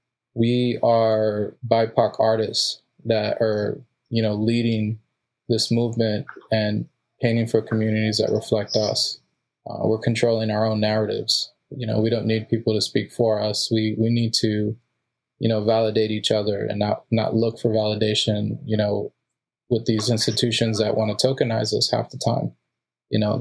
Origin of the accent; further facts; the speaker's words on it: Mexico; now in United States; I was born in Mexico and my father was too.